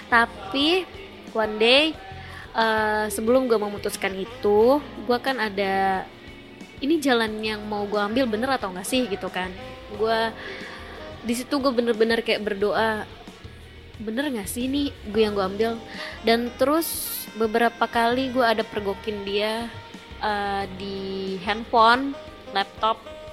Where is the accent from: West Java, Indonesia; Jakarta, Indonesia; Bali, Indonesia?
West Java, Indonesia; eh, gue Sunda